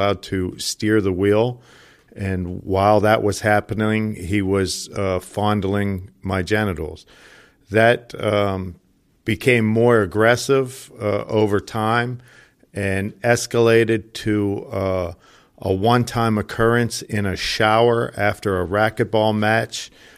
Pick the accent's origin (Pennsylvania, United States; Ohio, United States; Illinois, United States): Pennsylvania, United States; Johnstown; I grew up in Johnstown, Pennsylvania, about an hour outside of Pittsburgh. I'm one of nine children to a very Irish Catholic blue-collar family.